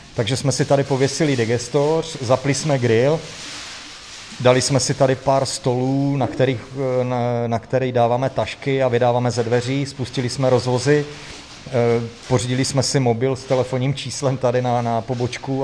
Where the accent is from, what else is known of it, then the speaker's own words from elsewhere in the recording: Ostrava, Moravian-Silesian Region, Czechia; also born or lived in Prague; now in Horoměřice, Czech Republic; Jsem, jsem Ostravák, no. Už jako 20 let, už žijeme v Praze